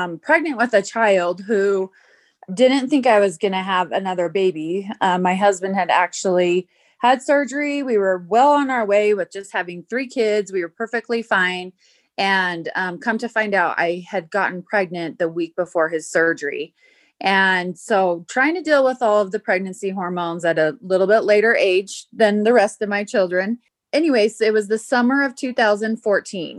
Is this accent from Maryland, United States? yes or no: no; South Jordan, Utah, United States; also born or lived in Idaho / Nevada; I grew up in South Jordan, Utah, and lived there up until I graduated high school.